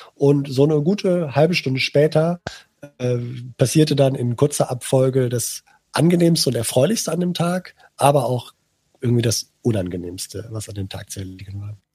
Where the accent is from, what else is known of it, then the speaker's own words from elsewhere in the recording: Cologne, North Rhine-Westphalia, Germany; als gebürtiger Kölner